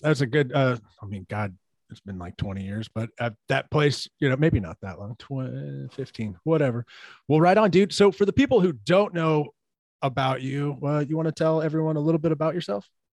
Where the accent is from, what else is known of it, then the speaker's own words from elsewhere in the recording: Katy, Texas, United States; now in Kingwood, United States; I'm born and raised in Katy, Texas